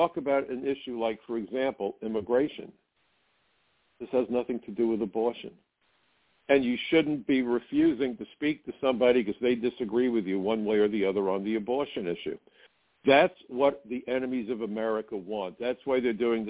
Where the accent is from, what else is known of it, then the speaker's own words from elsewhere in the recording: New York City, New York, United States; when I was growing up in Brooklyn